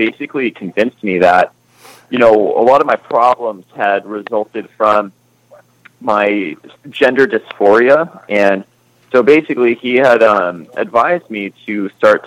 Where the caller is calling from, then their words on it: Detroit, Michigan, United States; I'm calling from Detroit today